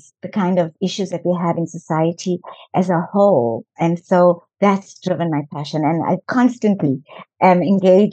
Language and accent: English; South Africa; I was born in South Africa